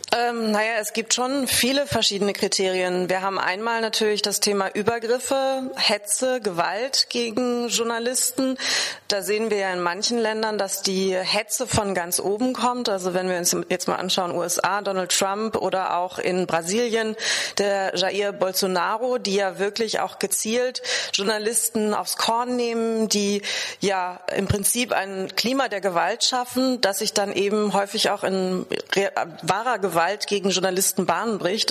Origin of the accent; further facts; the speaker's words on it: Germany; bei uns in Deutschland